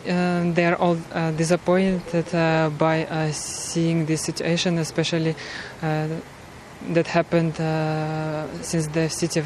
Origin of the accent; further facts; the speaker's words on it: Kyiv, Ukraine; moved away as an adult; now in Ireland; I'm from Kyiv capital.